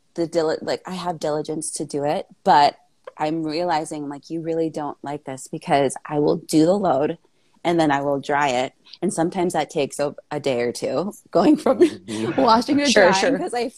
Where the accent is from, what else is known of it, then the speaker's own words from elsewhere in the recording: Minnesota, United States; I was born in the Midwest, good old Midwest, Minnesota